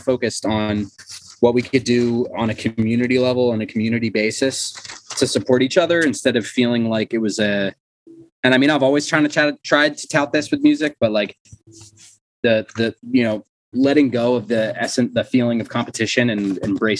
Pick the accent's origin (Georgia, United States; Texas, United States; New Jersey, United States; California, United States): New Jersey, United States; Cherry Hill; We're the hard scrabble suburb of Philadelphia